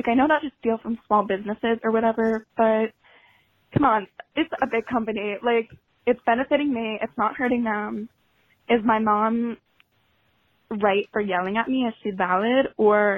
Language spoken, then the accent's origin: English; Monmouth County, New Jersey, United States; I am from Monmouth County, New Jersey.